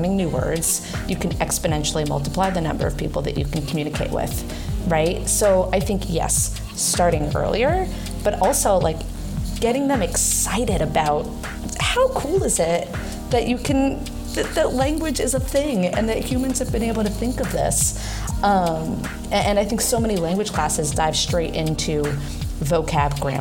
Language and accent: English; New York, United States; first language English; moved away as an adult; also born or lived in Chicago / Montreal / Brazil; now in Argentina; I'm originally from New York, but I'm currently based in Argentina